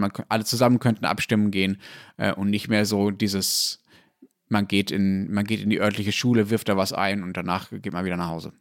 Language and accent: German; Germany; ich als Deutscher